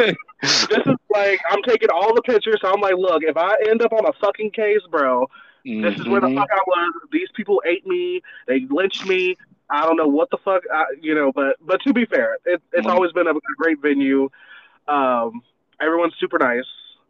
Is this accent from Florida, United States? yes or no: yes; Brandon, Florida, United States; I lived in Brandon, Florida. So basically Tampa. So I would just be like, oh, where? I'm like, oh, I'm from Brandon. Like, where? I'm like, it's Tampa.